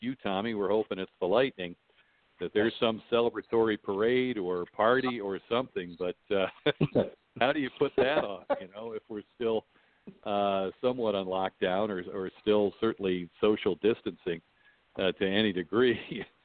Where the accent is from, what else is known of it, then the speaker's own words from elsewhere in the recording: Dayton, Ohio, United States; moved away as an adult; also born or lived in Rochester, New York; I grew up in Dayton, Ohio, and stayed in state for college.